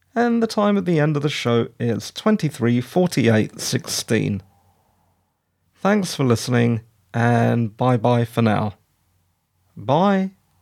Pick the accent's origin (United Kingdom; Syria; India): United Kingdom; I'm British